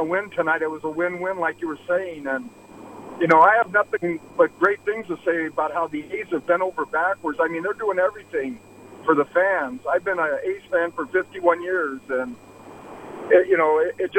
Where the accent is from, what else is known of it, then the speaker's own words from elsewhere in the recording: West Sacramento, California, United States; I'm from West Sac